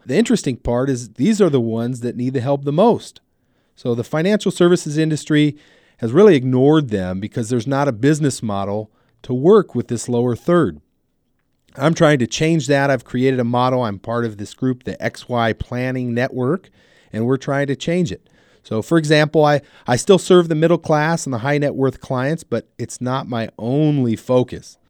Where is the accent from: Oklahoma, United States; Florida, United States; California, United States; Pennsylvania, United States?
California, United States; Southern; also born or lived in Ventura, California; I'm born and raised in Southern California. I live in Ventura, California